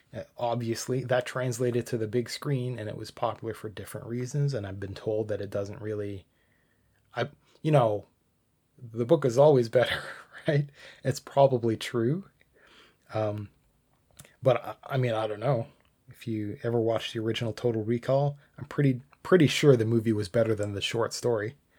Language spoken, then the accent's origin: English; Canada; I'm Canadian